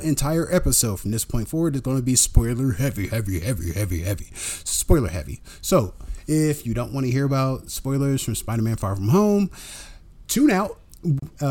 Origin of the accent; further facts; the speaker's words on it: Columbus, United States; we're not from Brooklyn. We're from Columbus